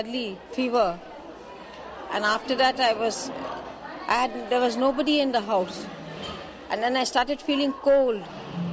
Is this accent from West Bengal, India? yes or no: yes; Kolkata, West Bengal, India; also born or lived in Bangalore, India; I grew up in Calcutta. I was studying in Bangalore Convent. And then from there, I came to Calcutta